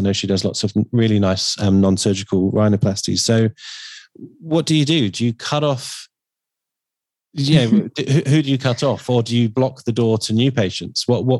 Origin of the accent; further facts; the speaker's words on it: Harrow, London, United Kingdom; I was born in Harrow.